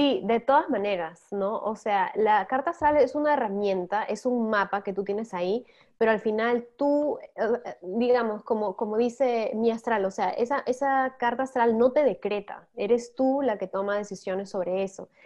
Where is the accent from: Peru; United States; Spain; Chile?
Peru; moved away as an adult; now in Netherlands; tengo 33, soy de Perú y ahora estoy viviendo en Holanda